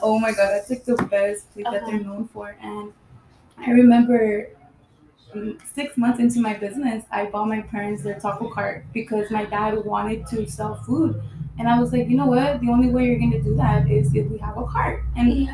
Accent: Highland Park, United States; I grew up in Highland Park.

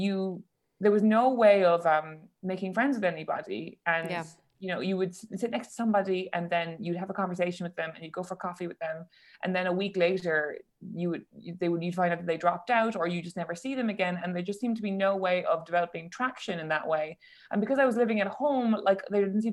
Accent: Cork, Munster, Ireland; moved away as an adult; now in London, United Kingdom; But I grew up in Cork and I also went to college in Cork in UCC

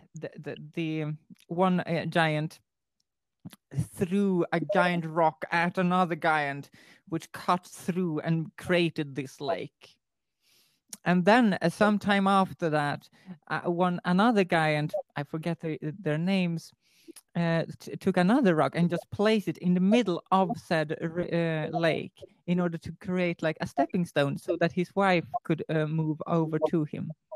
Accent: Sweden; I'm from Sweden

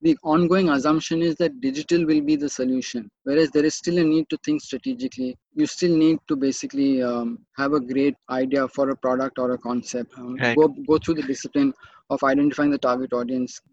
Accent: Mumbai, Maharashtra, India; as I was growing up in Bombay City

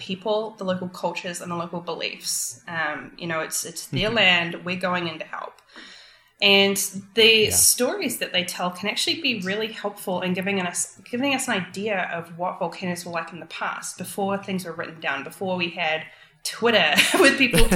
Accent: New Zealand; moved away; I'm from New Zealand

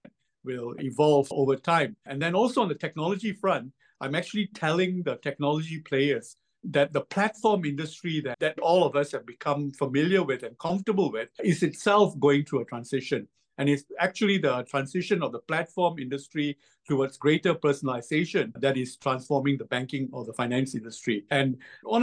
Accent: Malaysia; moved away as an adult; now in Singapore; I was born in Malaysia and I spent my entire adult life in Singapore. I moved to Singapore to complete my university

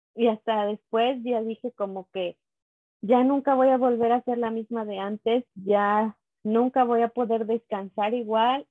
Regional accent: Teocelo, Veracruz, Mexico; yo soy de Teocelo, Veracruz, es un pueblito

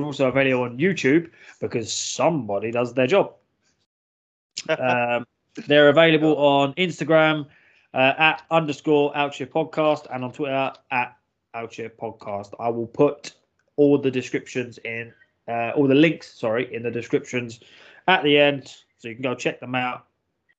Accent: London, United Kingdom; My neck of the woods, because I'm from London.

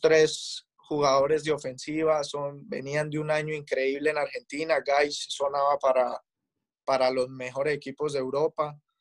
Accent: Colombia; moved away as an adult; now in Los Angeles, United States

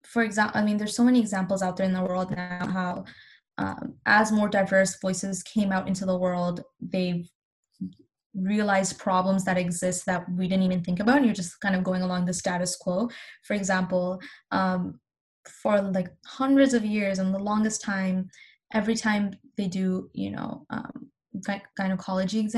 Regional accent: Pakistan; now in Canada; I'm Pakistani

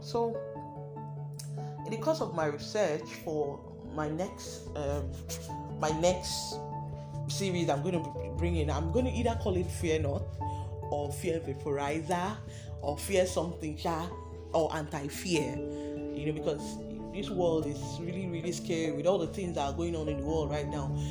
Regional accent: Delta, Nigeria; I'm from Delta State

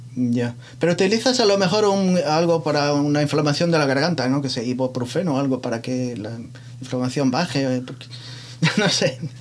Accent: Muros, Galicia, Spain; moved away; mi pueblo entonces? ¿A Muros La Coruña

